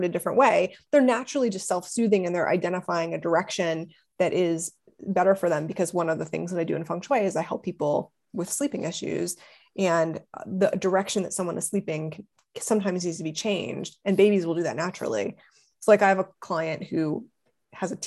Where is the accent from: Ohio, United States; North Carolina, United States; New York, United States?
Ohio, United States; moved away as an adult; also born or lived in Los Angeles; I'm from Ohio